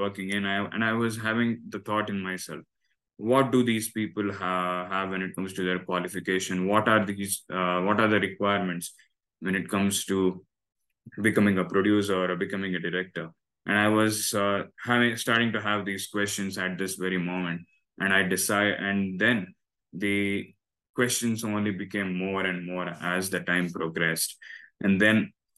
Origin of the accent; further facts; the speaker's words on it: Bangalore, Karnataka, India; first language Kannada; English is a second language; I come from Bangalore and I'm a Bangalore boy. So I have my mother tongue as Kannada.